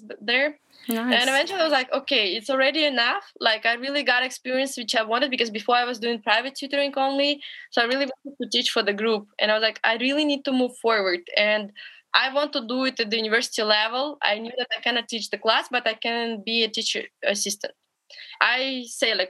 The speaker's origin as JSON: {"language": "English", "town": "Berezniki", "region": "Perm Krai", "country": "Russia", "tie": "born or raised there", "also_born_or_lived": "Montreal, Canada", "second_language": "English", "moved": "as an adult", "said": "I'm in Bereznyky, my hometown."}